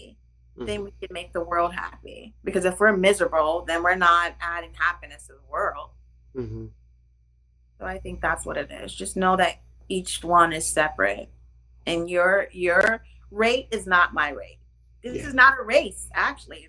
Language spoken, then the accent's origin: English; Ohio, United States; now in New York City, United States; I'm in New York City, but I'm from Ohio